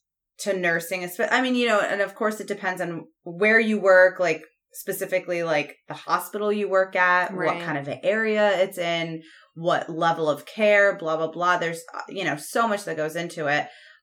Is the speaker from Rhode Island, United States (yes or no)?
yes; Rhode Island, United States; also born or lived in Connecticut; I'm originally from Rhode Island. So that's where like my career started. I lived in Rhode Island my whole life, pretty much.